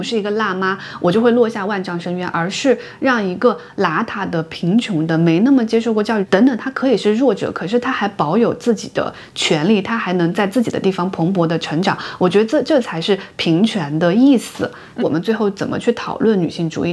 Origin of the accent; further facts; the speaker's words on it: China; 我们出生在中国的小城市